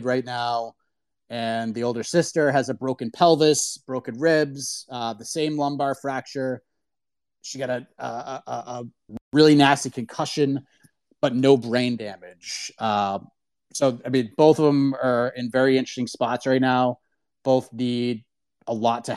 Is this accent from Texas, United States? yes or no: no; Boston, Massachusetts, United States; also born or lived in Burlington, Massachusetts; I grew up in the Boston area